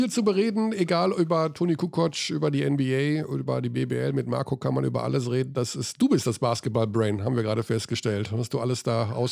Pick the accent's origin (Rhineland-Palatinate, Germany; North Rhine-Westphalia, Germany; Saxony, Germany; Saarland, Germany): North Rhine-Westphalia, Germany; Hagen; Gut, das ist für mich relativ einfach, weil er aus meiner Heimatstadt kommt.